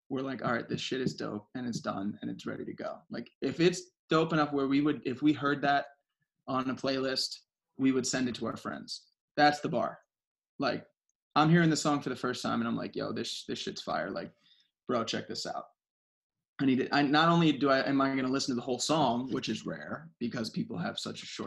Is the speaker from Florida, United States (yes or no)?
yes; South Florida, United States; I grew up in South Florida